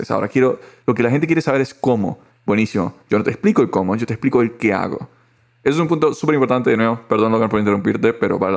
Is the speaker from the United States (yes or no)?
no; Costa Rica; Yo soy de acá de Costa Rica.